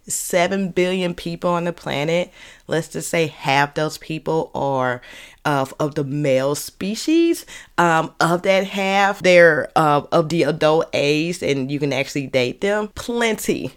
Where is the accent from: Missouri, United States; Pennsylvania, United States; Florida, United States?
Missouri, United States; St. Louis; accent: Saint Louis; my Saint Louis accent